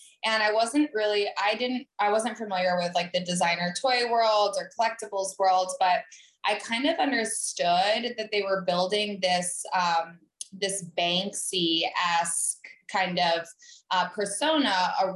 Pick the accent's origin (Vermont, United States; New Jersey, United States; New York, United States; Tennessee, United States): Vermont, United States; moved away as an adult; I grew up in Vermont